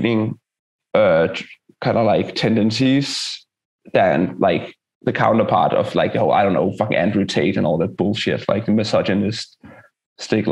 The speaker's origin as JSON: {"language": "English", "country": "Denmark", "said": "we're from Denmark, we're a socialist country"}